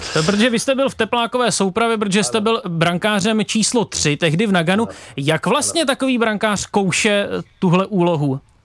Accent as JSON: {"language": "Czech", "town": "Liberec", "region": "Liberec Region", "country": "Czechia", "tie": "born or raised there", "said": "já jsem z Liberce"}